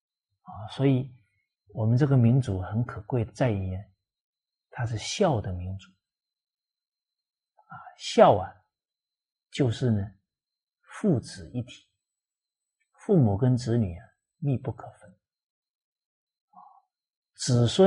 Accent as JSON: {"language": "Chinese", "region": "Fujian", "country": "China", "said": "像我是这个闽南啊，福建人啊，闽南人啊，我们闽南话里面方方面面的教导可多了。"}